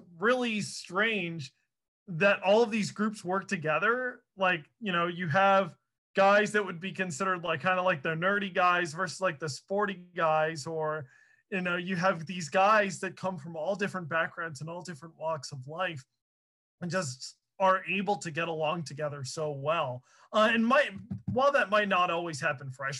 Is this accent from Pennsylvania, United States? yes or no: yes; Chester County, Pennsylvania, United States; I grew up in Chester County